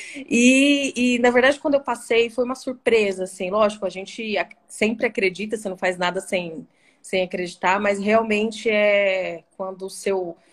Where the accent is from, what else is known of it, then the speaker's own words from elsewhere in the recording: Dourados, Mato Grosso do Sul, Brazil; also born or lived in Cuiabá, Mato Grosso; eu saí de Dourados para fazer esse curso, aqui em Dourados, na Unigran